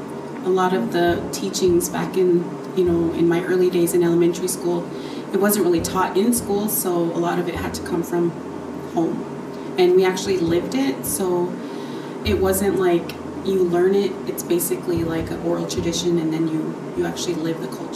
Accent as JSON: {"language": "English", "town": "Black Pipe", "region": "South Dakota", "country": "United States", "tie": "born or raised there", "said": "I am basically from a small community in Black Pipe. I'm originally from South Dakota, born and raised."}